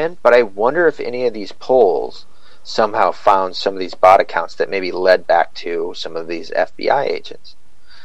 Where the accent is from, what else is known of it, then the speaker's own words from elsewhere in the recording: Scotland, United Kingdom; I'm Scottish